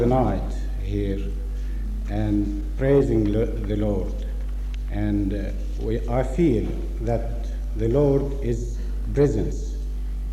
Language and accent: English; Australia; From Australia